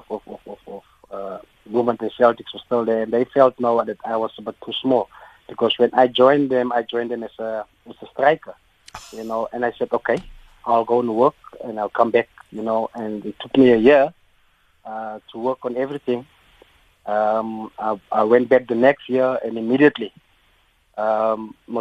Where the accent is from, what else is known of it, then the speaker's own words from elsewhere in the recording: Bloemfontein, Free State, South Africa; I'm from Bloemfontein, Heidedal. It's an area in Bloemfontein, near the stadium